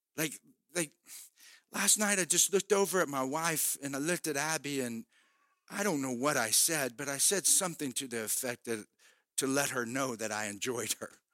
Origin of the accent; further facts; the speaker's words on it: United States; in this country we live, we have the physical freedom of being an American